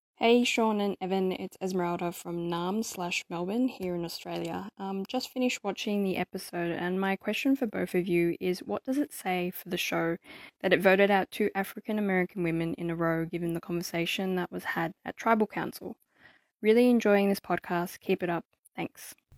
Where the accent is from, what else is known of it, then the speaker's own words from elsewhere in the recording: Philippines; now in Singapore; I'm also Filipino